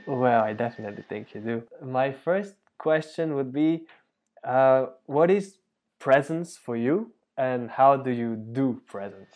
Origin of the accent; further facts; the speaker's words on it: Bulgaria; moved away; I'm from Bulgaria